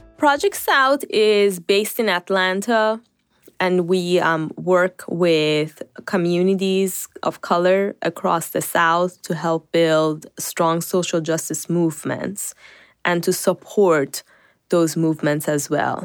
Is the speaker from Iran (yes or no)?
yes; Iran; also born or lived in North Carolina; now in United States; I grew up in Iran.